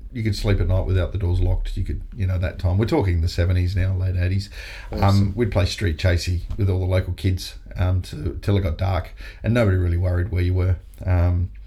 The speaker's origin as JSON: {"language": "English", "town": "Whyalla", "region": "South Australia", "country": "Australia", "tie": "born or raised there", "said": "I was born in Wowala, South Australia, still town."}